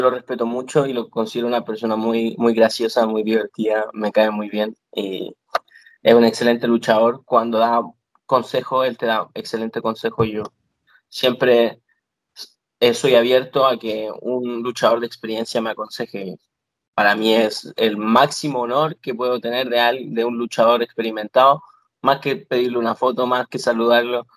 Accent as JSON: {"language": "Spanish", "country": "Chile", "moved": "as an adult", "lives_now": "Florida, United States", "said": "vine desde Chile, que vine de tan lejos"}